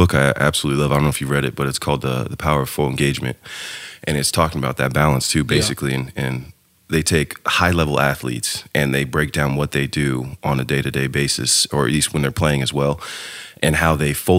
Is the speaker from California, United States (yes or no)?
yes; Sacramento, California, United States; I'm from Sacramento.